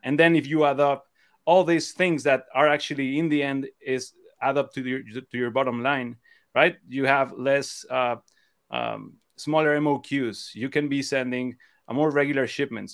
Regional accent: Cancun, Quintana Roo, Mexico; moved away as an adult; now in Cleveland, United States; I'm actually originally from Mexico. Um, so I, I grew up in Cancun, um, by the beach.

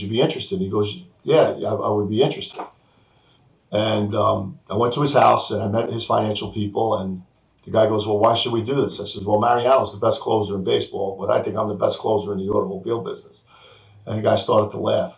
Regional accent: New Rochelle, New York, United States; I grew up on Drake Avenue in New Rochelle in an apartment building

